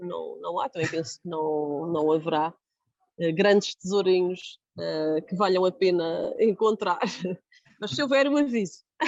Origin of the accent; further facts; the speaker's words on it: Jardim do Mar, Madeira, Portugal; o Jardim do Mar, que é de onde eu sou